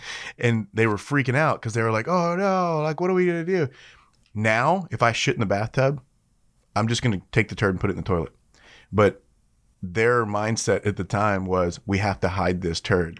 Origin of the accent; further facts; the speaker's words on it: Shreveport, Louisiana, United States; Shreveport's my hometown. That's where I'm from